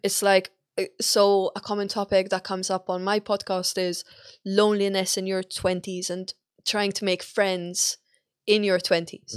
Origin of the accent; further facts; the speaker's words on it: Malta; moved away; I'm Malta